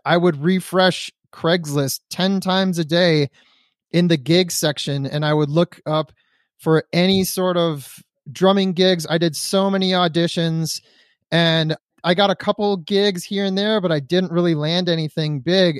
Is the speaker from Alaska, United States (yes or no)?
no; Detroit, Michigan, United States; now in California, United States; I'm from Detroit, Michigan, so being in California in wintertime means you don't have to shovel snow